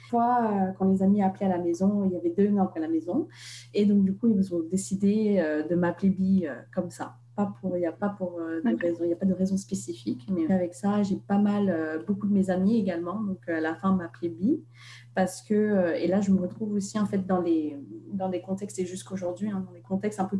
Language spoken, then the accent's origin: French; Russia; born there; alors que moi je suis née en Russie